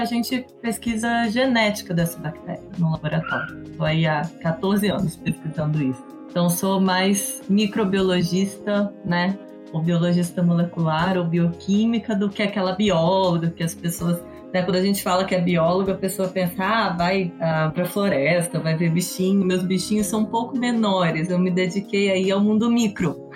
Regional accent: interior of Rio de Janeiro, Brazil; moved away as an adult; also born or lived in Minas Gerais; now in São Paulo, Brazil; Eu sou mineira, mas fui criada no interior do Rio

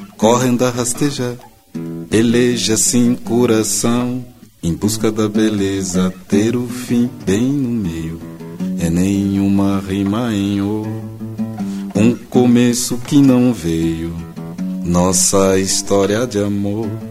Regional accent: Tietê, São Paulo, Brazil; eu nasci em Tietê

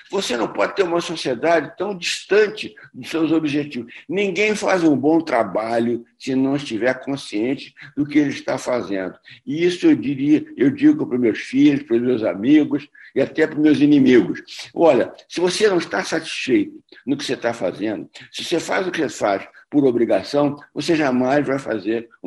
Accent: Rio de Janeiro, Brazil; como carioca, eu, eu gosto muito

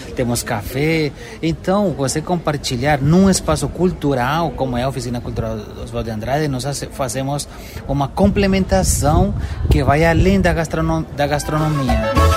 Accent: Cali, Valle del Cauca, Colombia; Portuguese is a second language; moved away as an adult; now in São Paulo, Brazil; eu sou de Cali, na Colômbia

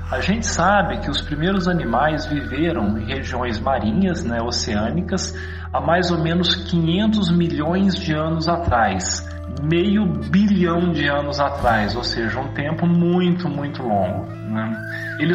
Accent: Pedralva, Minas Gerais, Brazil; sou de Pedralva, Minas Gerais. Eu tenho nove anos

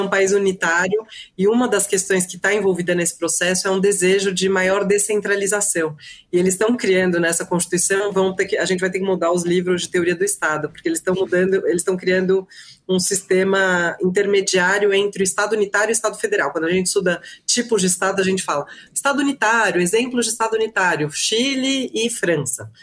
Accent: Brazil; Como brasileira e como professora de direito constitucional

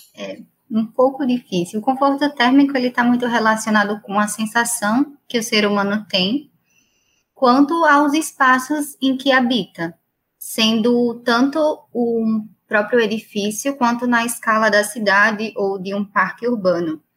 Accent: Maceió, Alagoas, Brazil; moved away; also born or lived in Brasília / São Paulo; eu sou de Maceió

